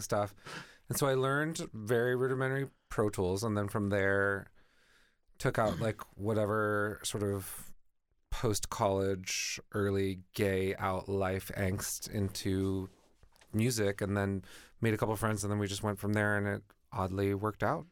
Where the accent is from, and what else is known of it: Boston, Massachusetts, United States